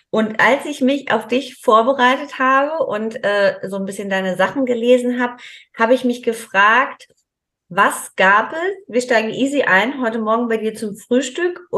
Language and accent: German; Hamburg, Germany; mit einem eigenen Studio in Hamburg in Winterhude, meiner alten Heimat.